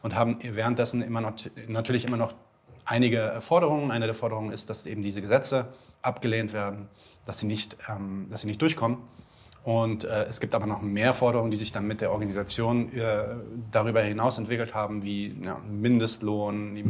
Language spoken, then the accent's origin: German; Germany; bei uns in Deutschland